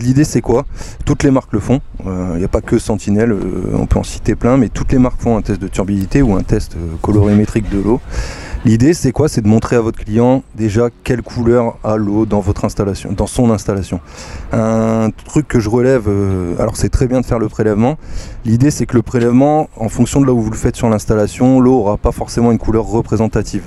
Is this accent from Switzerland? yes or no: no; Soissons, Hauts-de-France, France; moved away as an adult; je suis aussi un Picard euh, qui est parti en exode